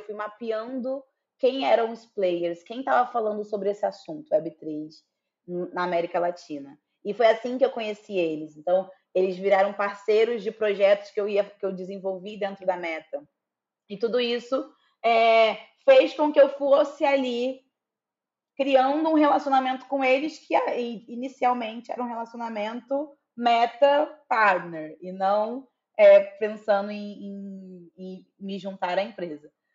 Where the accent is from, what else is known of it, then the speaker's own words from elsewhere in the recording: Duque de Caxias, Rio de Janeiro, Brazil; now in São Paulo, Brazil; embora eu moro em São Paulo hoje em dia, eu sou natural, natural do Rio, natural de Duque de Caxias, Baixada Fluminense do Rio de Janeiro